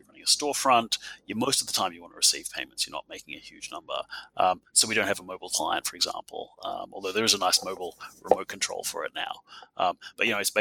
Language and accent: English; Adelaide, South Australia, Australia; my hometown